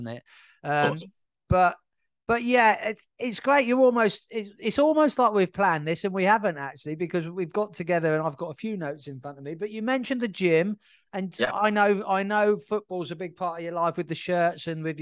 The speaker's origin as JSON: {"language": "English", "area": "South Coast", "region": "England", "country": "United Kingdom", "tie": "born or raised there", "said": "I was born in 1980 on the South Coast."}